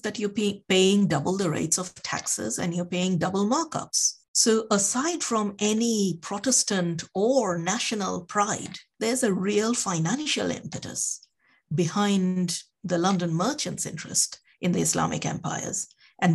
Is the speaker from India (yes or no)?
yes; India; the country I come from India